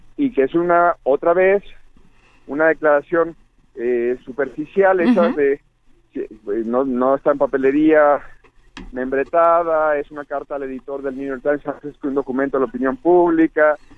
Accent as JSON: {"language": "Spanish", "region": "Jalisco", "country": "Mexico", "moved": "yes", "said": "allá en mi tierra, Jalisco"}